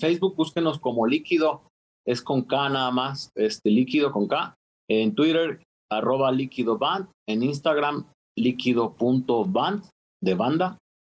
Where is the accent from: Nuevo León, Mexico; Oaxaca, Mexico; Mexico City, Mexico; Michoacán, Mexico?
Michoacán, Mexico; Zacapu; Nosotros somos originarios de Zacapu, es una comunidad un poco más pequeña.